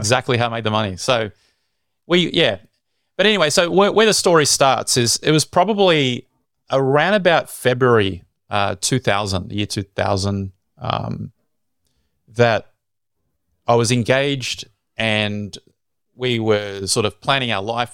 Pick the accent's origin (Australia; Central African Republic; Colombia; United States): Australia; Sydney, New South Wales; I was born in Sydney.